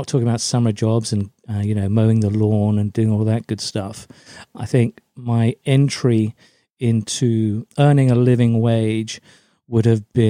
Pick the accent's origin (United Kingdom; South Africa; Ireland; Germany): Germany; born there; So I'm an army brat, which means that I was born in Germany. I'm actually half German, half Scots, which is quite an interesting hybrid.